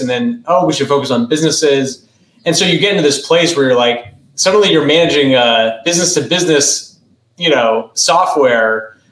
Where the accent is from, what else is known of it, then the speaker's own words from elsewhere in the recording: New England, United States; I grew up in New England